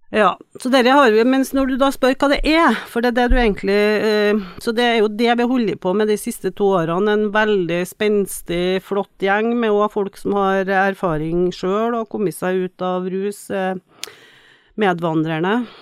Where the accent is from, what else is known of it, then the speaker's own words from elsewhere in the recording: Trøndelag, Norway; moved away as an adult; also born or lived in Tromsø; jeg kommer jo fra Trøndelag og vokser jo opp i en veldig friluftslivsinteressert